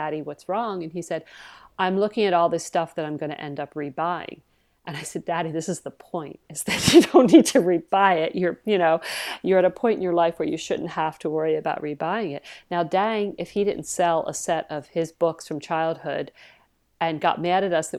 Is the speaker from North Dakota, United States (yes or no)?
no; New Jersey, United States; moved away; I was from South Jersey